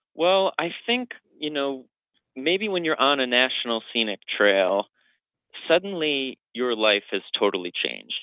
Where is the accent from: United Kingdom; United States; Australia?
United States; Old Forge, New York; also born or lived in Rochester, New York; I grew up in Old Forge, New York. My parents still live there.